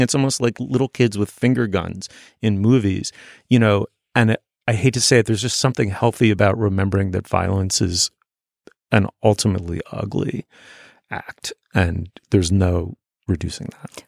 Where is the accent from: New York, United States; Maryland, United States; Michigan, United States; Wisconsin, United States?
New York, United States; New York City; I was growing up in New York City, I was growing up in a starchy, waspy, in its own weird way, provincial corner of it